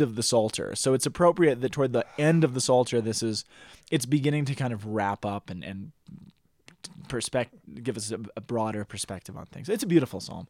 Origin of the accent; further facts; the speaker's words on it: Boulder, Colorado, United States; growing up in Boulder